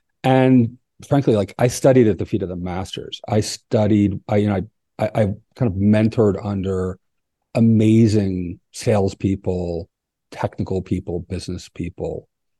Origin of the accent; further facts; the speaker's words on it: East Coast, United States; now in Oaxaca, Mexico; But I'm not from here. I'm originally from the East Coast of the United States and lived all over.